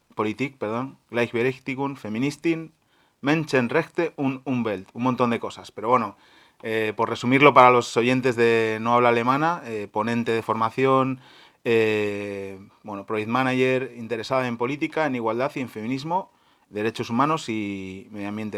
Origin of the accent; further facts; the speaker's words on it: Spain; now in Germany; en nuestros países de origen, en Argentina y en España